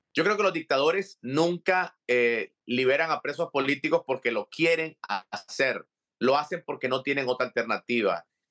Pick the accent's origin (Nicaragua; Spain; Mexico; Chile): Nicaragua; now in Miami, United States; como nicaragüense, como católico, como expreso político